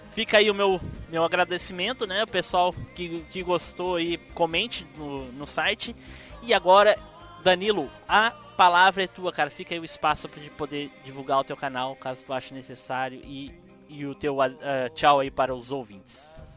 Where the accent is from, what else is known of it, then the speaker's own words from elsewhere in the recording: Gravataí, Rio Grande do Sul, Brazil; sou de. pertinho de Porto Alegre, sou de Gravataí